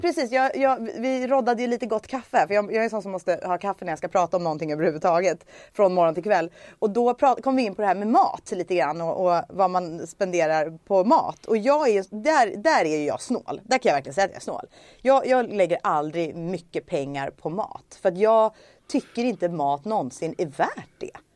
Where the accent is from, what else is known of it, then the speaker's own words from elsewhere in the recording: Stockholm, Stockholm County, Sweden; jag är uppvuxen i Stockholm